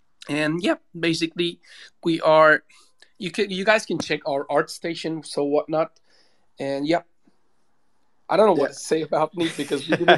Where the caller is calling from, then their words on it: Istanbul, Turkey; No, I'm logging from Turkey, like in Istanbul, but I don't know why it is so shitty today.